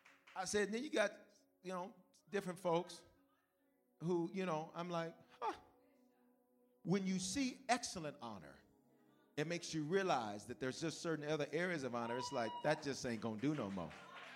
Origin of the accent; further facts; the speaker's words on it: Denver, Colorado, United States; I'm new. It's my first time. I'm from Denver. We don't touch people.